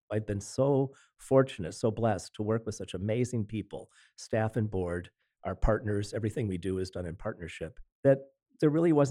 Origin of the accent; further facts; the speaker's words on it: Lockport, Illinois, United States; I come from Lockport, Illinois, a small community, but played a very important role historically. In my childhood, it was starting to change.